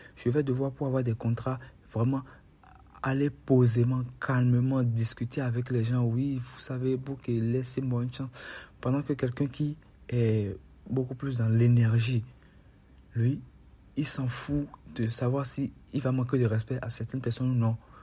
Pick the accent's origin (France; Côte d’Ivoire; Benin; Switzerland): Benin; Chez nous, au Bénin